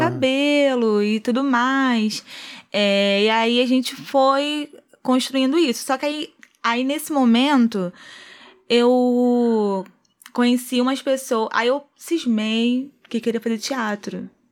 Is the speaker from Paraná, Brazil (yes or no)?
no; Rio de Janeiro, Brazil; also born or lived in Magé; Sou cria do Complexo do Alemão, nascida e criada. Não, na verdade, eu nasci em Magé.